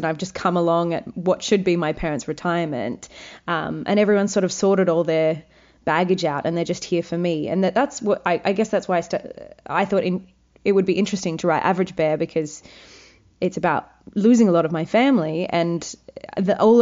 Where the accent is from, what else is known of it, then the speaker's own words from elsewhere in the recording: Wagga Wagga, New South Wales, Australia; I'm from Wagga Wagga.